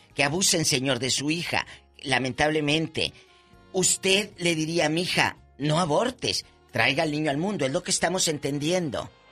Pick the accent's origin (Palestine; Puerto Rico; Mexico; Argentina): Mexico; Matamoros, Tamaulipas; mi Matamoros del alma